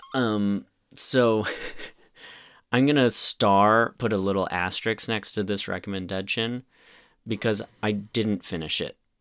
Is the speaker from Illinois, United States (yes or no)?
no; Bloomington, Indiana, United States; I was born in Bloomington, Indiana